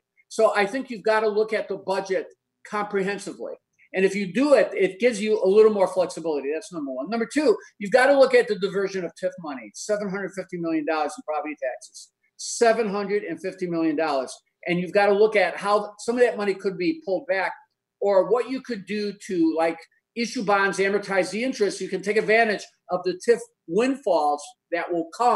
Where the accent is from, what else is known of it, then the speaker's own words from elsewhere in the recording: Chicago, Illinois, United States; I grew up in Roseland, Sherwin-Williams, the steel mills